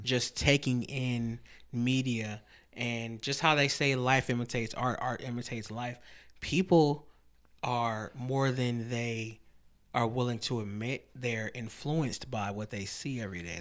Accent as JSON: {"language": "English", "town": "Lansing", "region": "Michigan", "country": "United States", "tie": "born or raised there", "said": "we grew up in Lansing"}